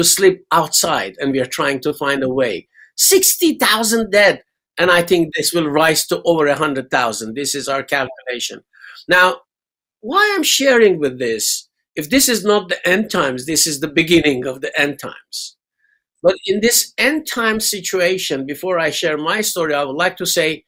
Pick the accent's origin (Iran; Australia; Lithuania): Iran; Tehran, Tehran Province; moved away as an adult; now in England; I was born and bred in Iran, in Tehran.